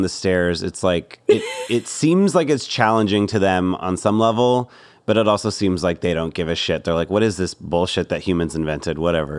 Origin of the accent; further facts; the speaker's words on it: Southern California, United States; I grew up in Southern California. I grew up next to Disneyland.